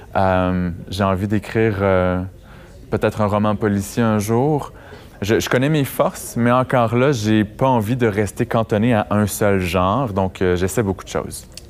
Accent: Amos, Quebec, Canada; moved away as an adult; also born or lived in Montreal; c'était en Abitibi, dans ma ville natale

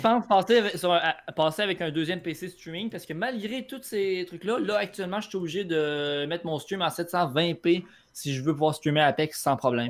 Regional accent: Quebec City, Quebec, Canada; je viens de Québec. Né à Québec, dans Québec

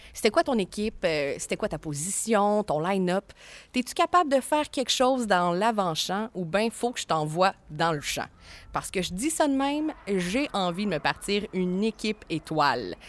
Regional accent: Cap-de-la-Madeleine, Quebec, Canada; Je suis née au Cap, j'ai grandi au Cap, j'habite encore au Cap.

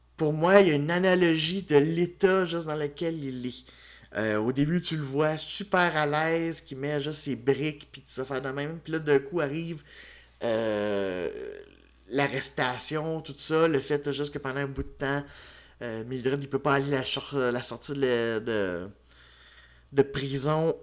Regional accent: Quebec, Canada; Je suis un Québécois

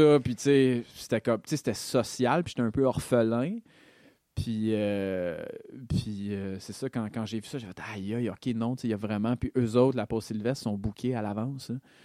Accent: Montreal, Quebec, Canada; moved away; je viens de Rosemont, là, tu sais, je suis un gars de la ville

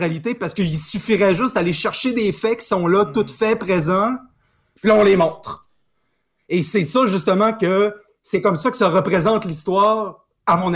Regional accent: Saguenay, Quebec, Canada; je viens du Saguenay

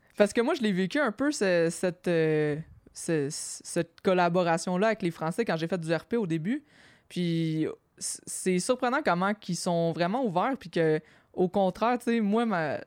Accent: Quebec, Canada

